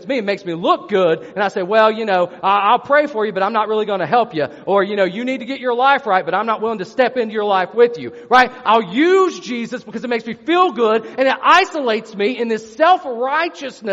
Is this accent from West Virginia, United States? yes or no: yes; West Virginia, United States; I'm from West Virginia.